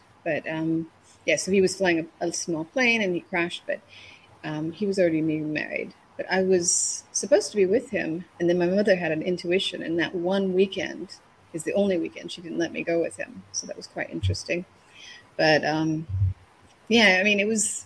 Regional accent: Northern California, United States; moved away as an adult; also born or lived in Tokyo / Stockholm / Paris / Hong Kong; I was born in Northern California

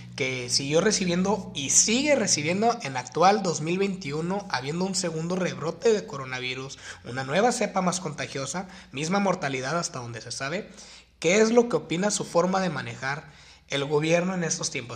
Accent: Mexico; uno como mexicano

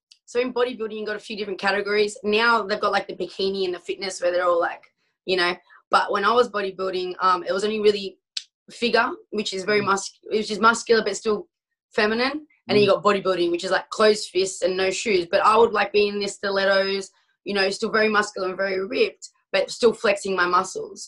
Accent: Australia; where I grew up in Australia

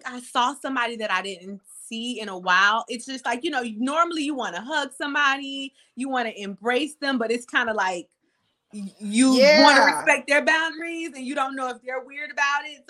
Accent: South Florida, United States; I am from South Florida. I'm from the dirty South.

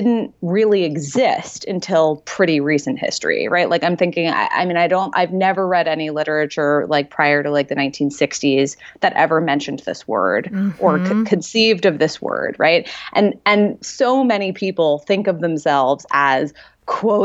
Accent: New York, United States; I'm from New York

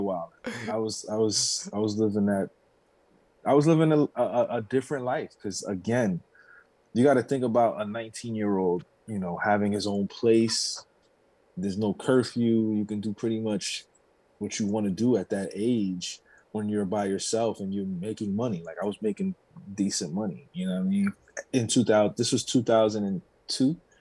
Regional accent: New York City, New York, United States; growing up in New York

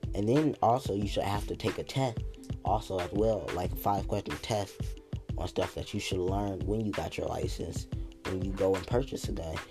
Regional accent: United States; as Americans

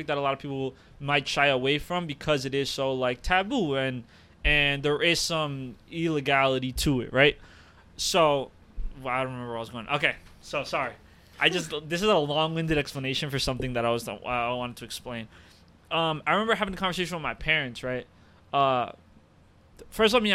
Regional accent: United States; also born or lived in Uruguay; I've lived in America like 20 plus years. I've went to all the American schools. I am an American by trade. I'm a Uruguayan by ethnicity and culture

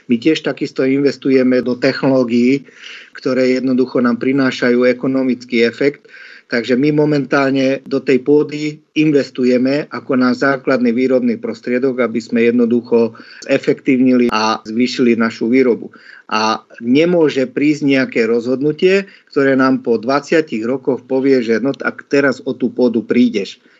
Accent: eastern Slovakia, Košice Region, Slovakia; ja som z východu, kde zastupujem ten región v podstate Košického kraja

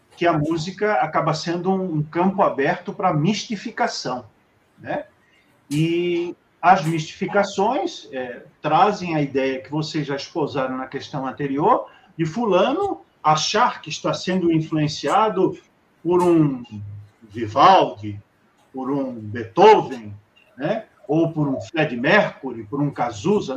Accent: Rio de Janeiro, Brazil; nós que somos do Rio

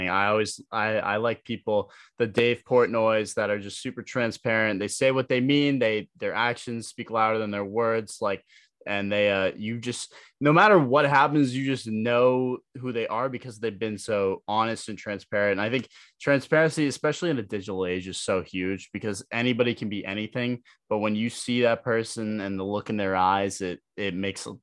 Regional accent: Massachusetts, United States; I'm from Massachusetts, man.

